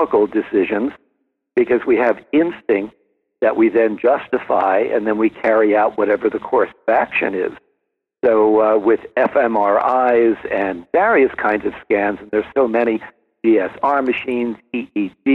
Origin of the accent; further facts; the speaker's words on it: New Jersey, United States; also born or lived in Brooklyn, New York; grew up mostly in New Jersey